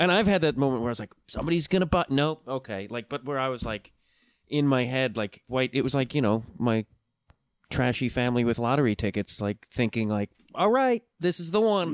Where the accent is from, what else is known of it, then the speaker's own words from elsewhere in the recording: Chicago, Illinois, United States; moved away as an adult; also born or lived in New York; now in Los Angeles, United States; I grew up outside Chicago and then lived in Chicago for like mm, fifteen something years.